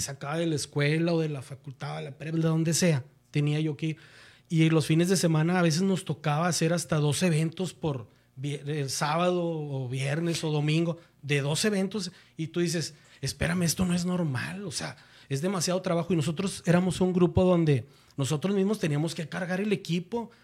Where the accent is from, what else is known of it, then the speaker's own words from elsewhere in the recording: Monterrey, Nuevo León, Mexico; yo soy de Monterrey, Nuevo León